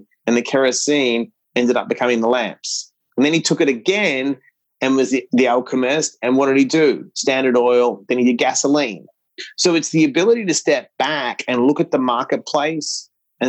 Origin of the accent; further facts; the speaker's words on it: Australia; moved away; We grew up in Australia